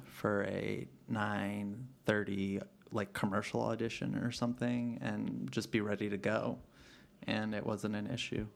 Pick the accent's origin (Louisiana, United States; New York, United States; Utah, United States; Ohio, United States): New York, United States; New York City; growing up in the Bronx and not really having much money.